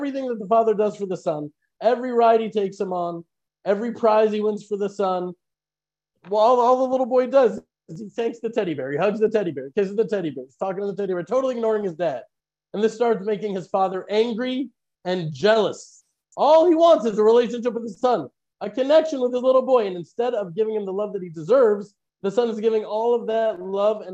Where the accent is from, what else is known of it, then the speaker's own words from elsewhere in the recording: United States; now in Israel; I was born in America